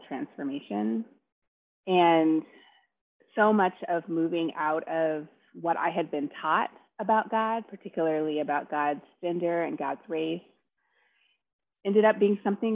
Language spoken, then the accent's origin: English; United States; I'm African American, Black woman, and I grew up in a Black family